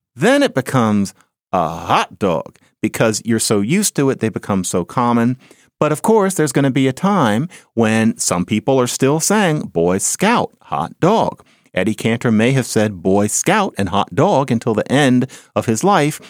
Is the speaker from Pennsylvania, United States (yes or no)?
yes; Philadelphia, Pennsylvania, United States; I grew up on Marion Lane in Philadelphia